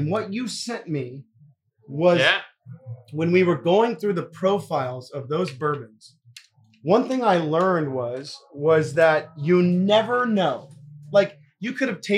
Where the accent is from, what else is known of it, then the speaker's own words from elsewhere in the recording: Deep South, United States; I'm from the Deep South